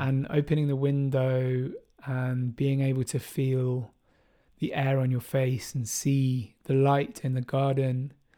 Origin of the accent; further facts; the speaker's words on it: Bristol, South West England, United Kingdom; jungle and drum and bass music that I grew up with in Bristol